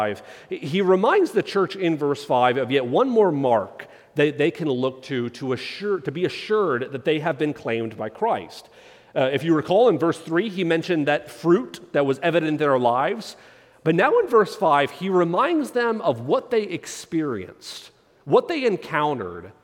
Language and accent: English; United States; as an American, I'm part of a historical nation when our country's only 250 years old